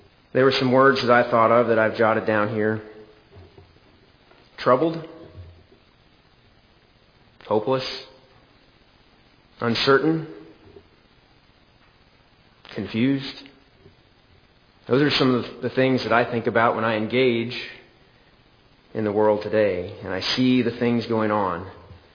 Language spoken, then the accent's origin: English; Lone Jack, Missouri, United States; also born or lived in Oak Grove, Missouri; I grew up in Lone Jack, next door to my grandparents and aunt and uncle on one side